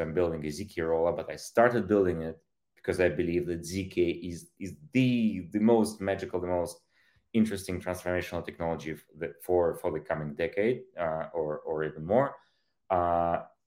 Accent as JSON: {"language": "English", "country": "Ukraine", "tie": "born or raised there", "moved": "yes", "said": "I was born in Soviet Union, in Soviet Ukraine. I grew up shortly after the collapse of these massively centralized state"}